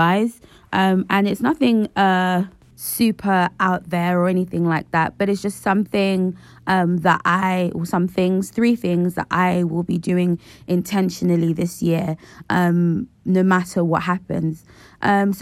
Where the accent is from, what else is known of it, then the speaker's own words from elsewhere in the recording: Nigeria; the Nigerian in me